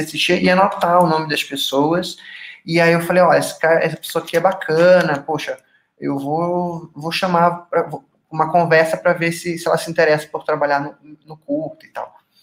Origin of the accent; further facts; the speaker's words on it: Manaus, Amazonas, Brazil; moved away as an adult; now in Curitiba, Brazil; Eu sou nascido e criado em Manaus, mas ali aos 18 anos eu me mudei para Curitiba